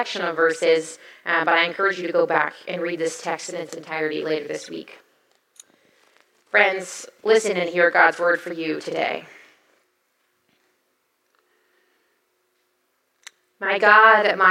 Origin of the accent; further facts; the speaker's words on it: the South, United States; I was raised in the South